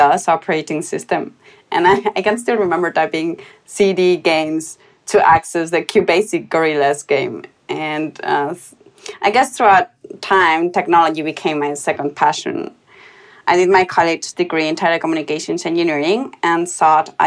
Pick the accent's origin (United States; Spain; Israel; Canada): Spain; I was born in Spain, where I went to a German school, so I grew up in between two different cultures.